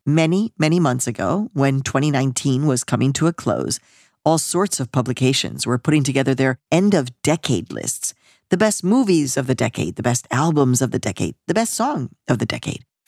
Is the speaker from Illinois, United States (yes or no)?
yes; Chicago, Illinois, United States; also born or lived in Mexico; I was born in Mexico, raised in Chicago